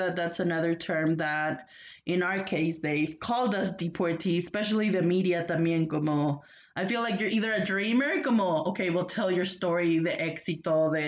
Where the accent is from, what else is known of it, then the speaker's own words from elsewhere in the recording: Dalton, Georgia, United States; moved away as an adult; also born or lived in San Luis Potosí, Mexico / Texas; now in Mexico City, Mexico; I was born in San Luis Potosí, but I grew up in Dalton, Georgia